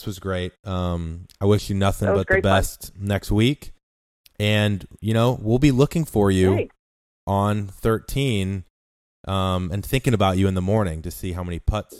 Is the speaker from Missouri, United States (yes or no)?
yes; St. Louis, Missouri, United States; I'm from St. Louis